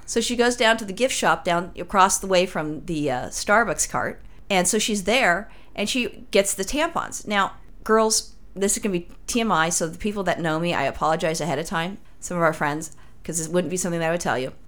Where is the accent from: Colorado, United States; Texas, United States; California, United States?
California, United States; Los Angeles; I'm from Los Angeles